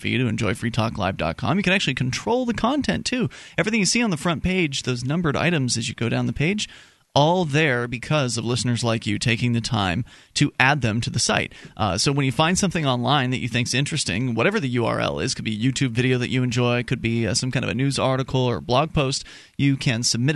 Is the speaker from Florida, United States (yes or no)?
yes; Tampa, Florida, United States; we grew up in the Tampa Bay area, the Sun Coast of Florida